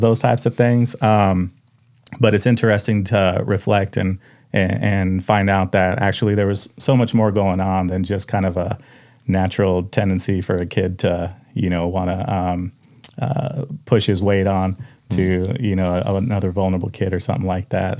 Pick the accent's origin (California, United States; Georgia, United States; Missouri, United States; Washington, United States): Washington, United States; Tulalip; also born or lived in Mukilteo, Washington; I grew up in Tulalip until about mid-sixth grade